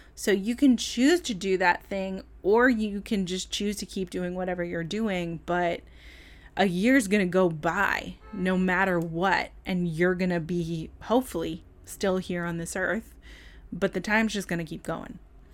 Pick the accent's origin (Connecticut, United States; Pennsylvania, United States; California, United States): California, United States; it's so wild how I can detect a New York accent in me sometimes. The other thing, what is happening? I'm from California, and that those moments are always so weird.